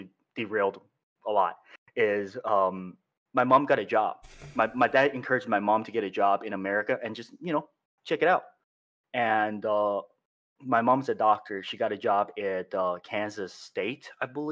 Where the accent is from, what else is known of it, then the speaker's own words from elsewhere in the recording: China; now in United States; I'm from China, born, raised there